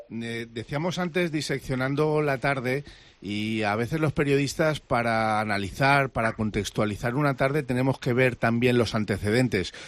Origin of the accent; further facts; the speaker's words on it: Valencian Community, Spain; como valenciano